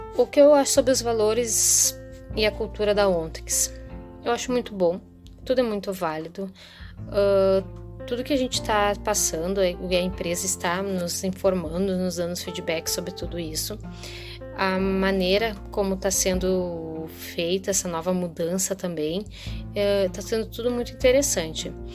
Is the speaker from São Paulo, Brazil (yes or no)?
no; Gravataí, Rio Grande do Sul, Brazil; sou daqui de Gravataí, Rio Grande do Sul